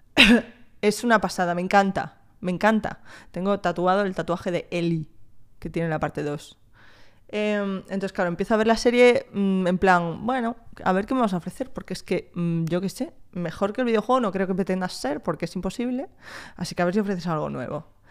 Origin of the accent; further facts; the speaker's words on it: Spain; also born or lived in France; me he criado en España, me considero más española que otra cosa, ¿eh? También, también te digo. Llevo en España desde los dos años